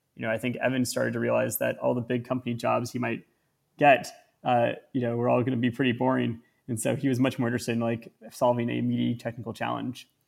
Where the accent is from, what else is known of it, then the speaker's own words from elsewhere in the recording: Northern California, United States; I grew up in Northern California in one country